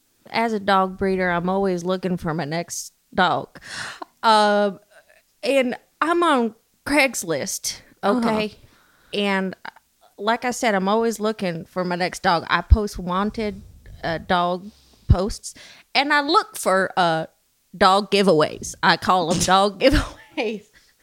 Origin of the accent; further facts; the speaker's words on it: Humble, Texas, United States; Okay, well … I'm 35 years old. I'm actually born and raised in Humble, Texas. It's a town not too far from Houston, probably 30 miles north or so.